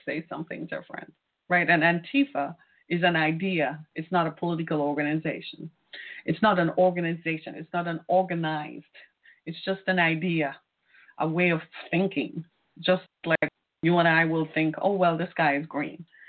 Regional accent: Michigan, United States; This is my home state. This is where I live

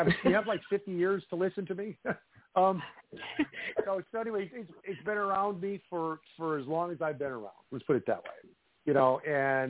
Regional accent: Midwest, United States; Growing up in the Midwest, living in, you know, old homes

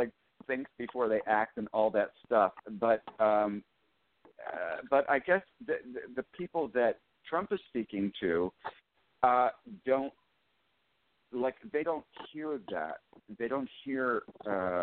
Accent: Western Pennsylvania, United States; growing up in Western Pennsylvania

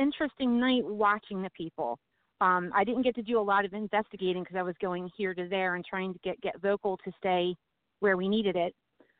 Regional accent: New Jersey, United States; Well, I'm from New Jersey.

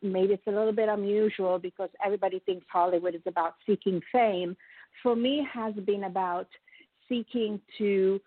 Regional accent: Italy; now in United States; I am a proud immigrant, as I have told you. I'm from Italy

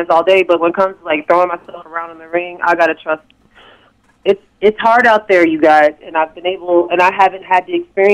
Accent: the North, United States; I am from the North.

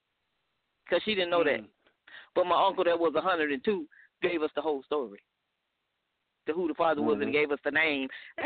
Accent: Alabama, United States; Because I'm from Alabama.

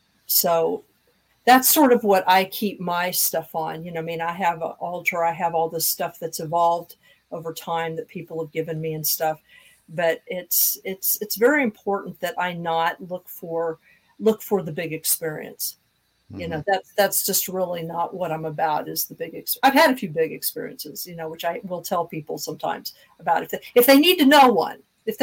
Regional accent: Kansas, United States; moved away as an adult; I'm from Kansas too.

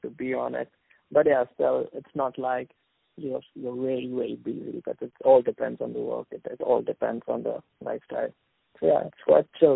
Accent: India; now in Dubai, United Arab Emirates; I'm from India, but currently I'm working in Dubai.

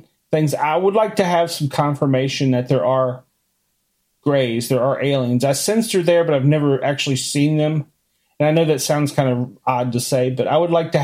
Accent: Washington, District of Columbia, United States; I grew up in Washington, D.C.

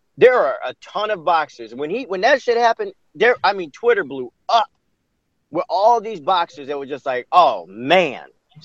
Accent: Chicago, Illinois, United States; we're all from Chicago. My mom and the rest of my family, we grew up on the west side, and I went to Crane. And then after that, it was like, whoo, we moved straight to the suburbs

